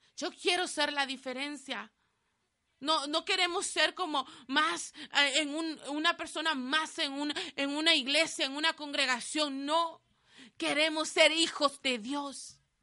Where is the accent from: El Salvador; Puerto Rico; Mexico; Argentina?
El Salvador; moved away; mi país, de donde yo soy El Salvador